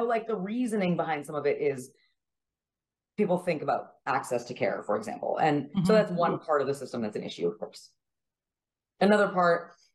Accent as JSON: {"language": "English", "town": "Regina", "region": "Saskatchewan", "country": "Canada", "tie": "born or raised there", "also_born_or_lived": "Montreal, Quebec / Dublin, Ireland / Kentucky", "moved": "as an adult", "lives_now": "San Antonio, United States", "said": "I used to think when I grew up in Canada from 0 to 20"}